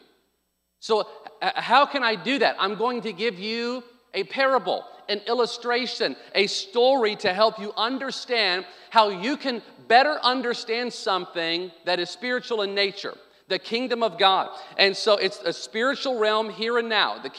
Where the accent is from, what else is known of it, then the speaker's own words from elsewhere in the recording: Arkansas, United States; I grew up on Sonic in Arkansas